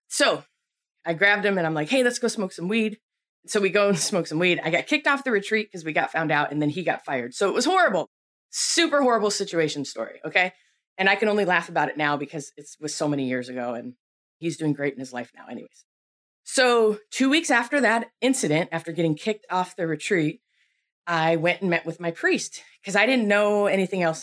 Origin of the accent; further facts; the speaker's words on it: Buffalo, New York, United States; I grew up in Buffalo, New York